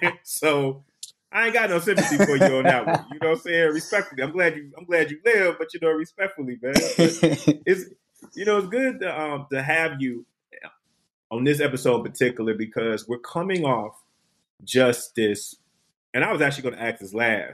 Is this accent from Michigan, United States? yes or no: yes; Detroit, Michigan, United States; me being from Michigan